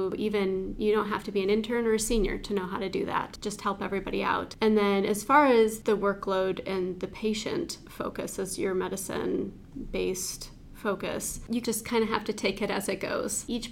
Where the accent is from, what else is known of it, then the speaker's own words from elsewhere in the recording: St. Joseph, Michigan, United States; I was born and raised in St. Joseph, Michigan